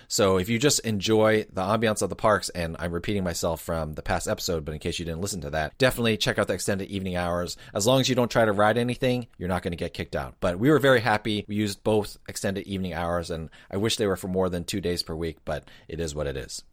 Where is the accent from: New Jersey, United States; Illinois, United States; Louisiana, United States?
New Jersey, United States; being born and raised in New Jersey